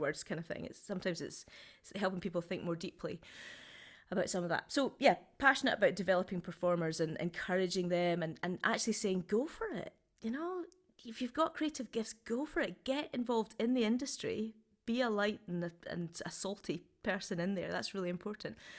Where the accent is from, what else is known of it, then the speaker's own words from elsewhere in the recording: Scotland, United Kingdom; also born or lived in Southampton / Edinburgh; now in Glasgow, United Kingdom; coming back to Scotland, starting a theatre company, calling it Foolproof.